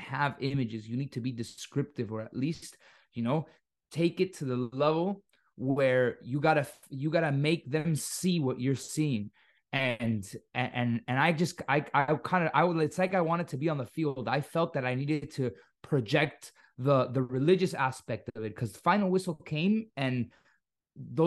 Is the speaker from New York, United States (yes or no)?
no; Miami, Florida, United States; accent: Miami; tengo un acento muy de Miami. Porque yo crecí en Miami